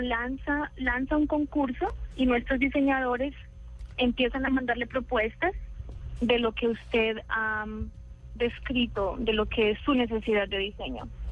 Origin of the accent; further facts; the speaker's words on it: Colombia; accent: Colombian; now in San Francisco, United States; yo soy de Colombia.